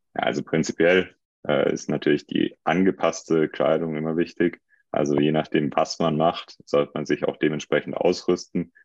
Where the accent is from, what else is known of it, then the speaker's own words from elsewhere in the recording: Hinterzarten, Baden-Württemberg, Germany; ich komme aus Hinterzarten